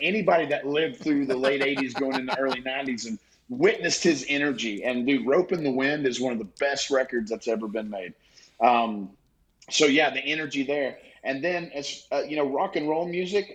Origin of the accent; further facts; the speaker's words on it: East Tennessee, United States; also born or lived in Nashville, Tennessee; Growing up in East Tennessee, I live in Nashville now, but growing up in East Tennessee